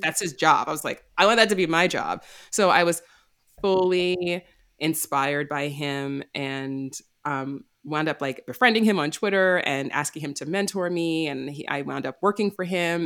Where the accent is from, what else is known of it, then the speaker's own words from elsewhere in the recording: New York, United States; moved away as an adult; also born or lived in Los Angeles; I'm from New York originally